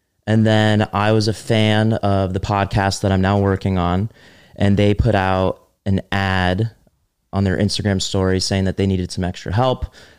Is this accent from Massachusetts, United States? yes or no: no; New Jersey, United States; moved away as an adult; also born or lived in Connecticut; I'm from Jersey.